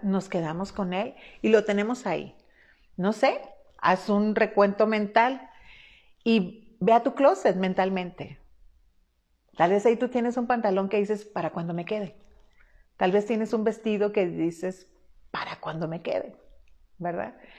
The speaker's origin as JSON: {"language": "Spanish", "town": "Culiacán", "region": "Sinaloa", "country": "Mexico", "tie": "born or raised there", "moved": "yes", "said": "Yo soy mexicana de una zona del noroeste del país que se llama Sinaloa, puntualmente soy culiacanense, culichi como nos llaman generalmente a nosotros"}